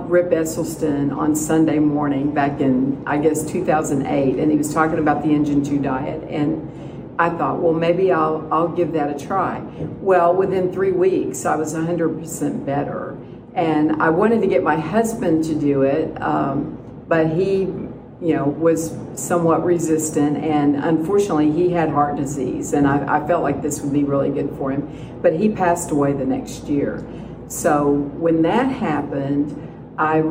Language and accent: English; Dallas, Texas, United States; now in Carlsbad, United States; I'm originally from Dallas, but I live in Carlsbad, New Mexico